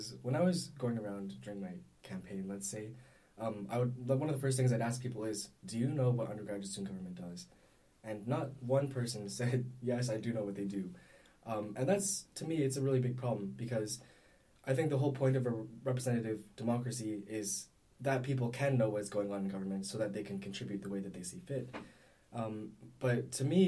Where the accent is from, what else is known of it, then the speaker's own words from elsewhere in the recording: Canada; I'm from Canada